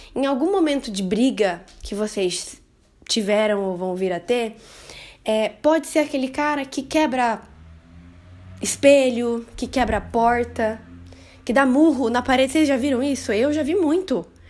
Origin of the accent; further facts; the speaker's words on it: interior of Paraná, Brazil; Eu sou do interior do Paraná